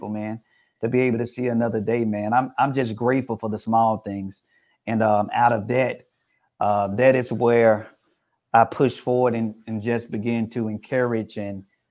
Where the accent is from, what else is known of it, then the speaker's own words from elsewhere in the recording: Memphis, Tennessee, United States; growing up in Memphis, Tennessee